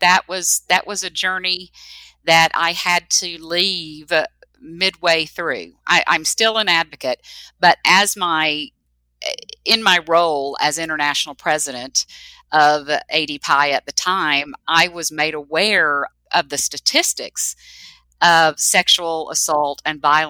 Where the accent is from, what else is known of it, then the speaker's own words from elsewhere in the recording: the South, United States; I was raised in the South